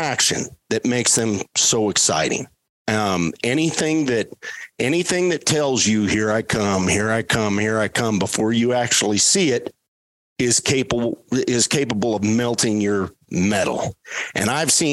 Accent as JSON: {"language": "English", "region": "Colorado", "country": "United States", "tie": "born or raised there", "said": "I grew up here in Colorado"}